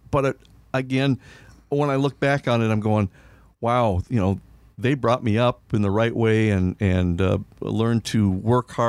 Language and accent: English; Milaca, Minnesota, United States; I, I grew up, uh, my hometown is Milaca, and we used to go down to the Rum River after we got done with ball practice or a ball game.